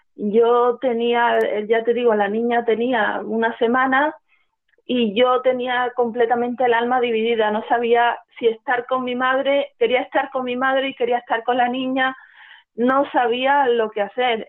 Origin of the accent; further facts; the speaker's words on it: Málaga, Andalusia, Spain; yo nací en Málaga, en el seno de una familia pues profundamente eh, religiosa